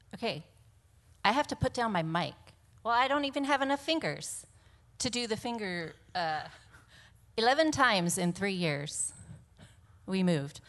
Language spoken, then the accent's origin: English; Monterey, California, United States; born and raised in Monterey.